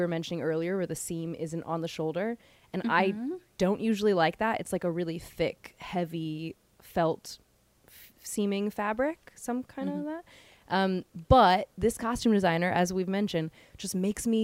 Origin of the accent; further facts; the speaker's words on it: Hawaii, United States; moved away; So many of the style things that I hated when I was younger are because of Hawaii